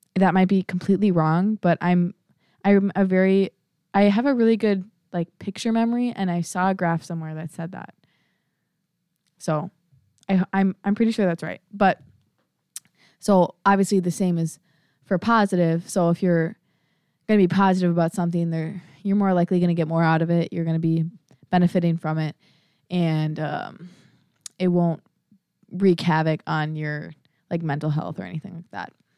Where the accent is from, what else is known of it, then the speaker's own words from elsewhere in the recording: Prior Lake, Minnesota, United States; moved away; I'm from Priory Lake, Minnesota